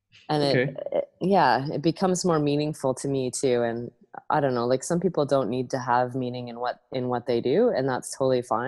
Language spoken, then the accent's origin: English; Owen Sound, Ontario, Canada; moved away as an adult; also born or lived in New Brunswick; now in Nova Scotia, Canada; I grew up in Owen Sound, Ontario